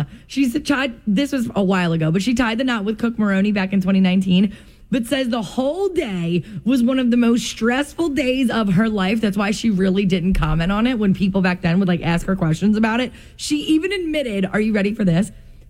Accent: New Jersey, United States; we're from Jersey.

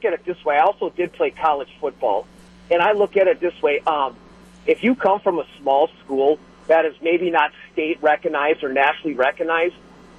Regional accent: Neosho, Wisconsin, United States; I went to Hartford High School. I grew up in Neosho. I played baseball for the town that I grew up

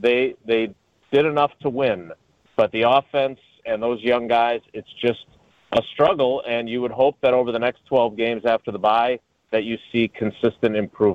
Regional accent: Milwaukee, Wisconsin, United States; also born or lived in Madison; now in Green Bay, United States; I grew up in Milwaukee. I went to school in Madison.

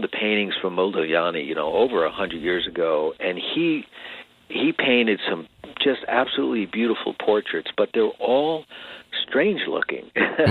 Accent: Long Island, New York, United States; moved away as an adult; now in California, United States; back when I was growing up on Long Island

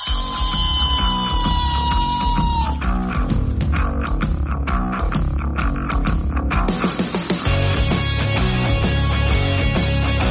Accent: Florida, United States; moved away as an adult; now in Wyoming, United States; I grew up in Florida, and family's got a cabin in the North Carolina mountains

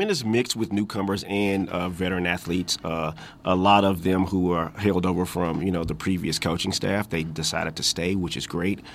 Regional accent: Houston, Texas, United States; moved away; my hometown, you know, Houston Rockets

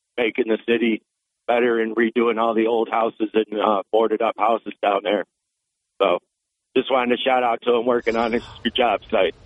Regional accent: Florida, United States; now in Auburn, United States; I'm originally from Florida, but I moved back home. I was born up here, but raised in Florida. Now I'm back home

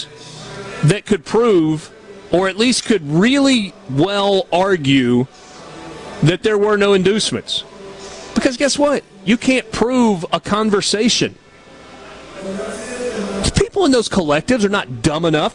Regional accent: Georgia, United States; When I was a kid growing up in Georgia

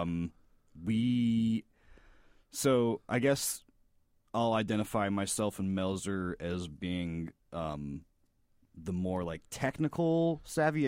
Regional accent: Florida, United States; moved away as an adult; now in Chicago, United States; I'm from Florida.

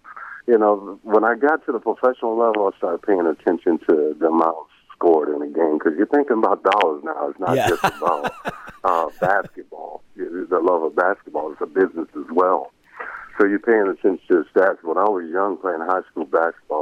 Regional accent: Marietta, Georgia, United States; I grew up in Marietta, Georgia.

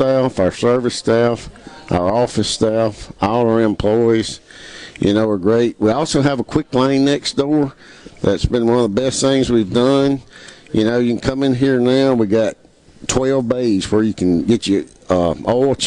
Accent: Sanford, Mississippi, United States; I grew up in Sanford, Mississippi, you know, and it's just a real small place

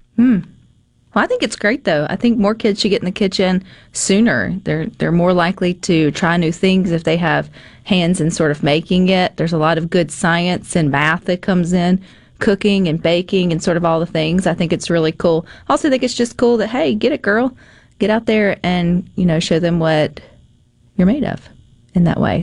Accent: the South, United States; I'm from the South

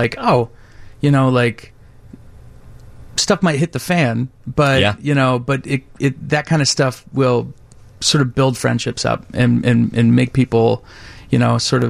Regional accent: outside Indianapolis, United States; now in Chicago, United States; I'm just from outside Indianapolis

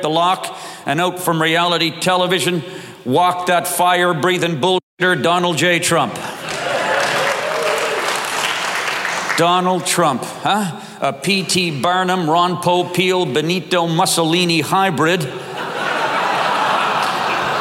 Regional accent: the Maritimes, Canada; I am from the Maritimes

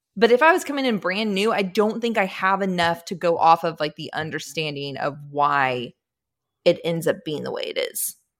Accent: Austin, Texas, United States; growing up in Austin, Texas

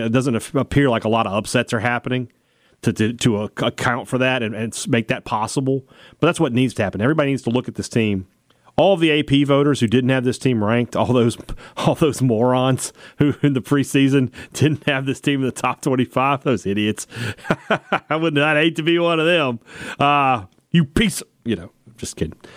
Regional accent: United States; I'm an American citizen.

